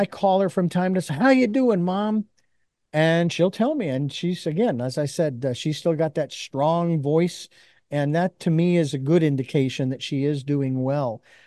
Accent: Phoenix, Arizona, United States; I was born and raised in Phoenix, Arizona.

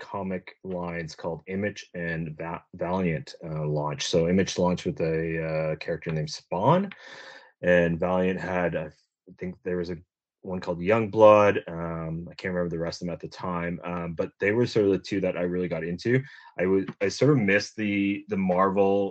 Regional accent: Uxbridge, Ontario, Canada; I'm from a small little town called Uxbridge, Ontario. It's about 90 minutes northeast of Toronto.

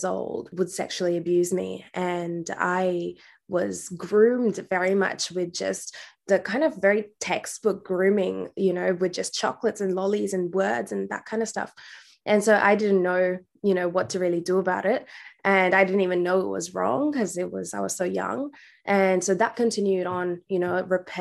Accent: India; now in Western Australia, Australia; I was born in India, and I was born in a predominantly female household. So I grew up with my aunties and grandparents

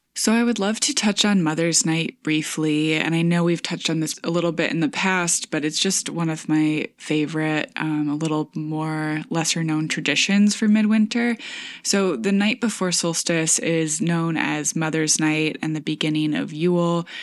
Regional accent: Michigan, United States; moved away; farmhouse in my hometown

